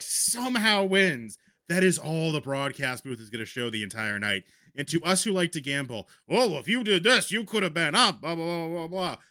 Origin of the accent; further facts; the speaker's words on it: New England, United States; growing up in New England